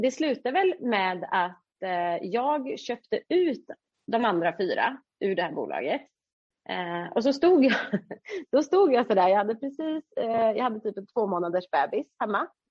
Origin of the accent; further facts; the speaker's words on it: Uddevalla, Västra Götaland, Sweden; vi är ju från Uddevalla